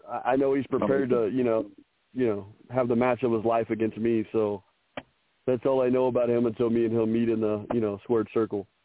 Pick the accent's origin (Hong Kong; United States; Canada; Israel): Canada; I'm Canadian so, I'm Goose.